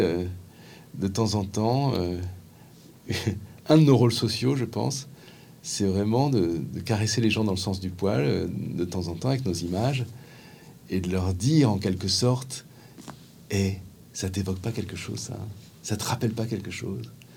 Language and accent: French; Paris, Île-de-France, France; en tant que Parisien qui prend souvent le métro